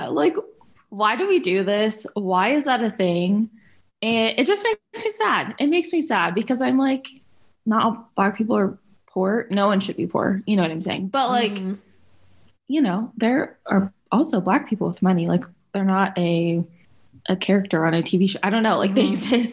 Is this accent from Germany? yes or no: yes; Germany; So, like I mentioned in my bio, I grew up in Germany.